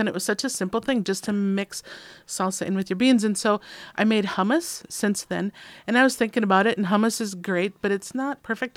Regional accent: Minnesota, United States; moved away; I'm from Minnesota

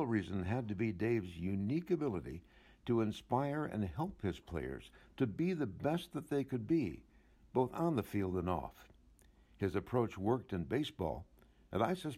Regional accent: Chicago, Illinois, United States; I grew up in Chicago, rooting for the Cubs

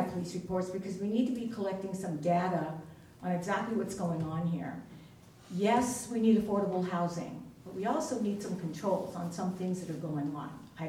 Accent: New York, United States; also born or lived in California; now in Astoria, United States; I moved here 6 years ago. I'm originally from New York, and I lived in California.

